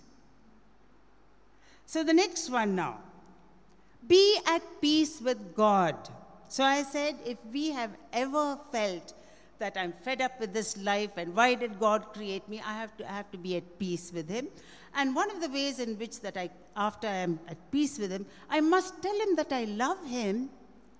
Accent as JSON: {"language": "English", "country": "India", "said": "I'm very proud to be an Indian."}